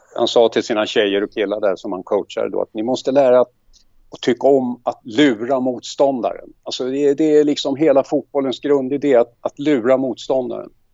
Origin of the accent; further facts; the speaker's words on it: Stockholm, Stockholm County, Sweden; moved away as an adult; now in Mariefred, Sweden; Jag är uppväxt på södersidan i Stockholm, i Gubbängen